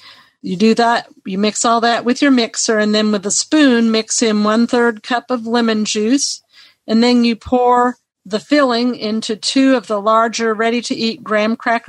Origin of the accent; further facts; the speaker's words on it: Nashville, Tennessee, United States; I'm from Nashville, Tennessee. I have to do that because my state starts with a T.